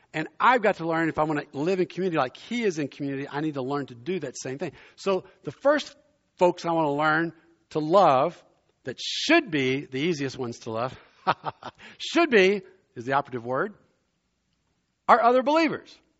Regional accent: South Louisiana, United States; also born or lived in Germany; now in Princeton, United States; as a boy growing up in South Louisiana, I grew up below I-ten in Cajun country

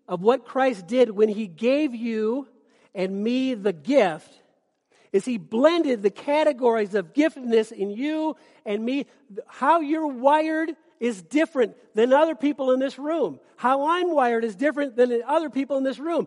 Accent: Minnesota, United States; moved away; I'm from Minnesota

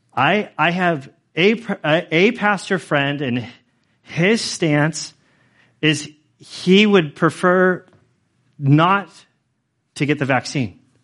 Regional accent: United States; as American citizens, as American citizens who are Christians

